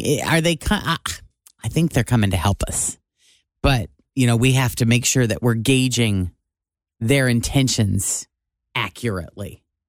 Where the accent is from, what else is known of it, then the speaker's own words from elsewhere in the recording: Illinois, United States; moved away; That's my home state.